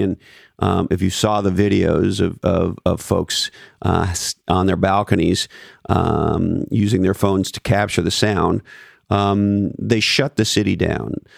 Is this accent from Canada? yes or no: yes; Montreal, Quebec, Canada; moved away; when I was a kid growing up in Montreal